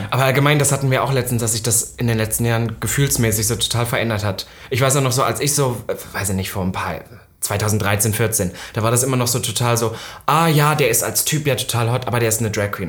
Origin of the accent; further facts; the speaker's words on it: Saxony-Anhalt, Germany; moved away; ich komme halt aus, aus Sachsen-Anhalt